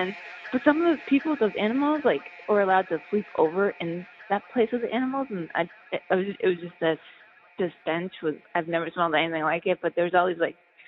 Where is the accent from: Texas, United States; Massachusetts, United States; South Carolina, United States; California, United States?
Massachusetts, United States; I grew up like in Massachusetts, so I've been there.